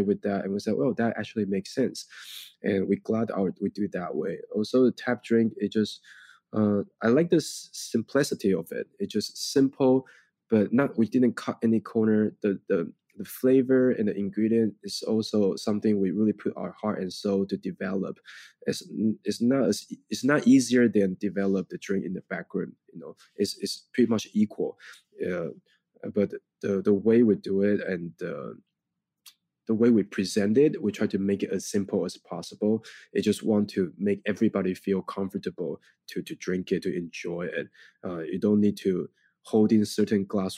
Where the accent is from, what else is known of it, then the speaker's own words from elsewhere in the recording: Taiwan; English is a second language; moved away as an adult; now in New York, United States; we grew up in Taiwan.